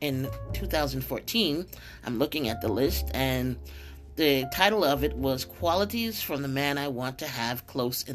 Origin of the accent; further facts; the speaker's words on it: upstate New York, United States; also born or lived in Brooklyn, New York; by the age of 9, I moved from Brooklyn to upstate New York